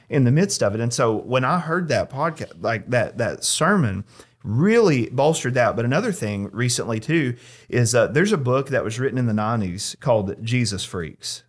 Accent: United States; as an American

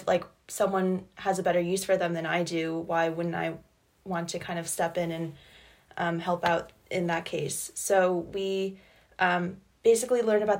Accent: Hanover, New Hampshire, United States; I'm from Hanover, New Hampshire

